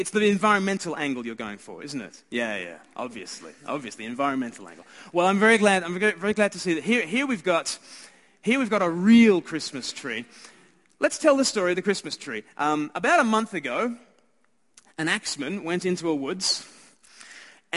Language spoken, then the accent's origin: English; Australia; I'm Australian